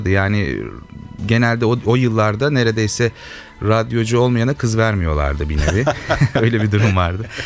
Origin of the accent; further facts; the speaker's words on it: İzmit, Kocaeli, Turkey; bir İzmitli olarak bunu tercih ettim.